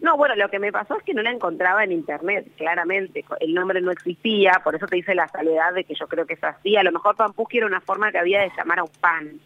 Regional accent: Las Breñas, Chaco, Argentina; also born or lived in Buenos Aires / Resistencia; now in Rosario, Argentina; yo nací en Buenos Aires. Sí. En Capital. Sí. Y bueno, después me, o sea, soy hija de padres chaqueños, o sea, soy chaqueña, pero ah, bueno, sí, o viví ahí, después, eh, muy chiquita, volví al Chaco.

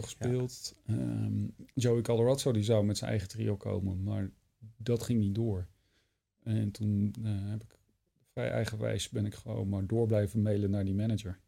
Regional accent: Wageningen, Gelderland, Netherlands; moved away; En ik was net naar Wageningen verhuisd. Ja. Terug verhuisd, waar ik vandaan kom

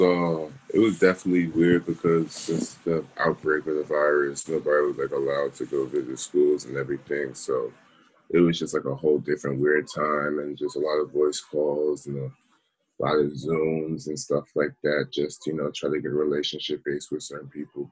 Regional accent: Charlotte, North Carolina, United States; also born or lived in Baltimore; I was born in Charlotte, so I knew Charlotte my whole life

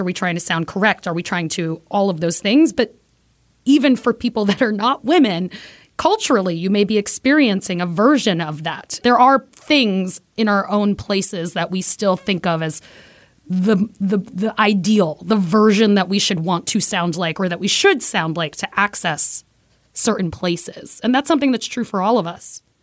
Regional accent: New York City, New York, United States; I am Puerto Rican from Brooklyn

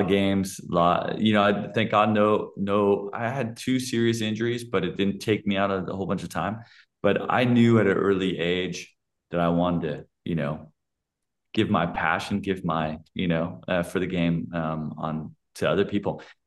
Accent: California, United States; moved away as an adult; now in Germany; I come from California

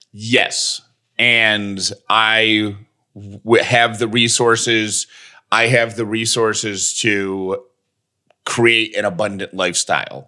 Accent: Georgia, United States; born and raised in Georgia

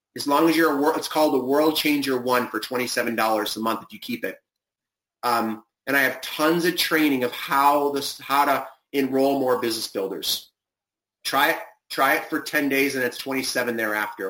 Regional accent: Cleveland, Ohio, United States; now in California, United States; grew up in Cleveland, so I remember the mosquitoes.

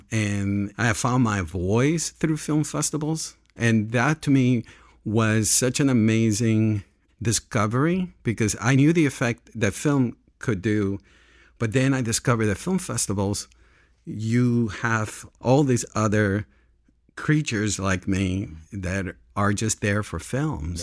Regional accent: Panama; also born or lived in New York / Los Angeles; now in Santa Barbara, United States; I grew up in Panama

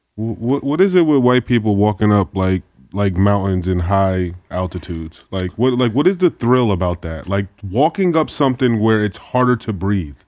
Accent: Connecticut, United States; also born or lived in New York; I went to high school in Connecticut

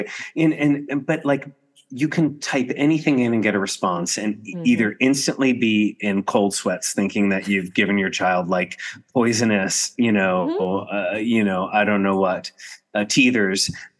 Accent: New Jersey, United States; Well, you're from North Jersey. I'm from North Jersey.

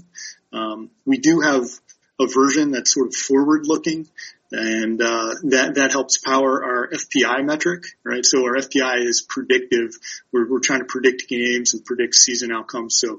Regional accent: Baltimore, Maryland, United States; my hometown of Baltimore

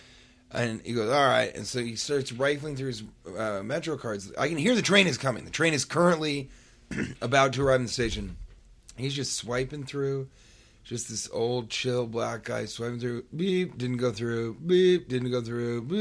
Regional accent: New York City, New York, United States; I'm a New Yorker.

